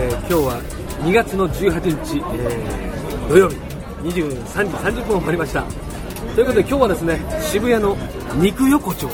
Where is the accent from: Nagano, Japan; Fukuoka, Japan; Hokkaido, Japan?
Fukuoka, Japan; Dazaifu; moved away; えっと博多とは違う太宰府市っていうところですが